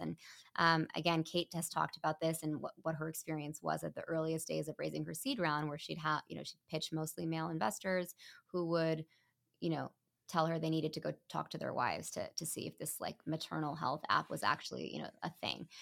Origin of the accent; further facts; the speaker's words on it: Mountain View, California, United States; moved away as an adult; my hometown. I was literally born in Mountain View